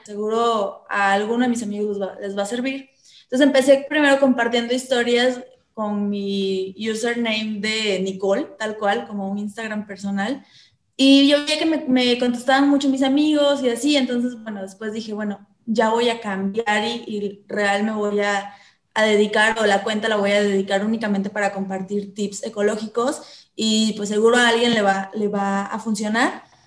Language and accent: Spanish; Coatzacoalcos, Veracruz, Mexico; moved away as an adult; now in Guadalajara, Mexico; Yo nací en Veracruz, en una ciudad porteña eh, al sur de Veracruz, muy pegadito a Tabasco, que se llama Coatzacoalcos. Y ahí crecí hasta como a los 21 y medio, 22